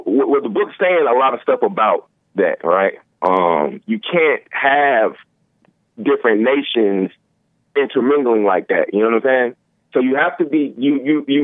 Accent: Colfax, Louisiana, United States; I'm in Louisiana, right? I'm from Complex, Louisiana

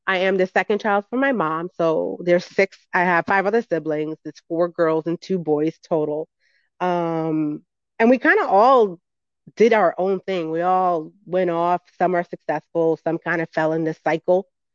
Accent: New York City, New York, United States; I grew up in the Bronx, New York

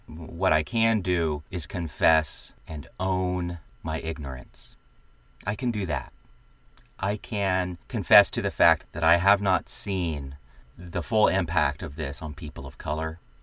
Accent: the American South, United States; I am a Southerner

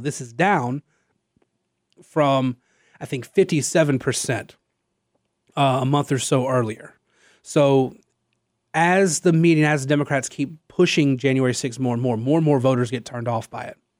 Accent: Louisiana, United States; I'm from Louisiana

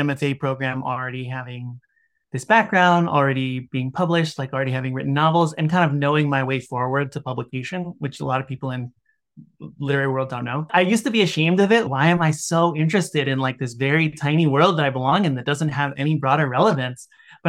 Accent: Washington, District of Columbia, United States; I grew up in Washington, D.C.

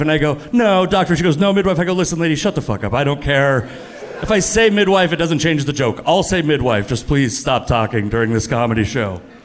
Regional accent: the Northwest, Pacific Northwest, United States; I'm from the Northwest. Like, a lot of people look like me in the Northwest.

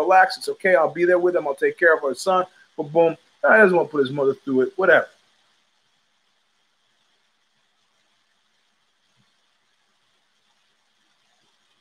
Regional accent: New York City, New York, United States; an unreconstructed New Yorker

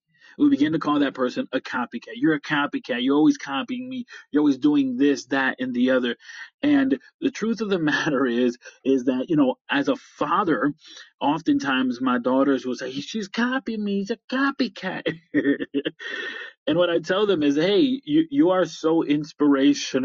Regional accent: upstate New York, United States; I am from upstate New York

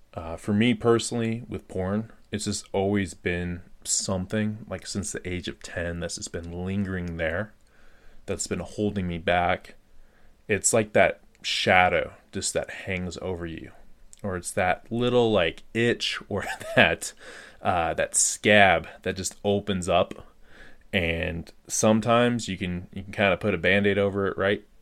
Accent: Colorado, United States; I just got back to my home state of Colorado in the U.S.

